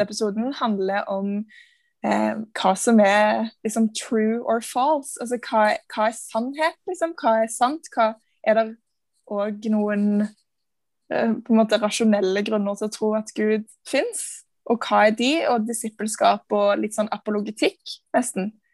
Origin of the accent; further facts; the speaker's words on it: Stavanger, Rogaland, Norway; Jeg er fra Stavanger.